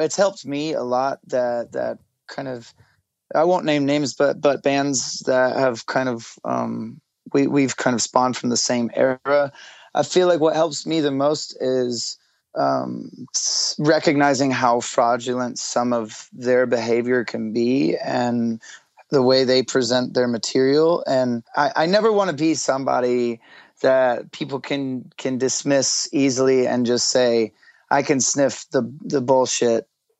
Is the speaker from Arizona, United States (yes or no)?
yes; Tempe, Arizona, United States; also born or lived in Phoenix; Yeah, it's Tempe, but I was kind of born and raised, I mean, when you say Phoenix, everybody just kind of gets it.